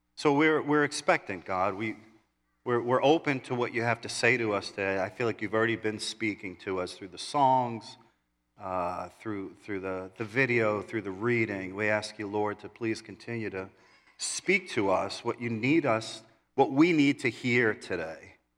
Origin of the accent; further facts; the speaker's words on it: New York City, New York, United States; growing up in New York City, uh, living on one hundred thirtieth Street in Kew Gardens, Queens.